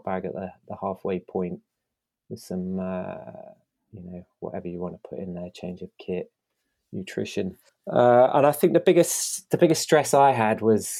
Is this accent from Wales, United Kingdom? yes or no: no; East Midlands, United Kingdom; I haven't even hit a mountain yet, and I'm coming from Lincolnshire. I should also be used to flatlands